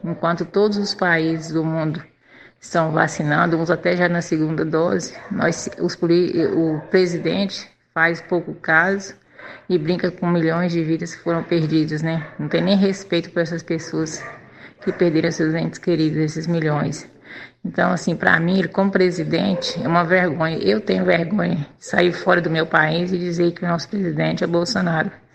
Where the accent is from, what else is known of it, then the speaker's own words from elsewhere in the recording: Brazil; sou apenas só mais uma brasileira